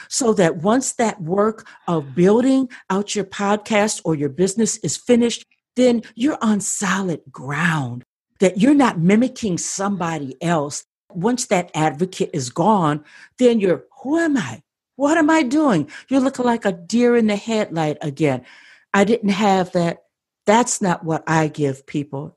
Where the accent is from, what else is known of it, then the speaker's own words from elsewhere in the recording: Midwest, United States; moved away as an adult; now in Southern California, United States; I'm from the Midwest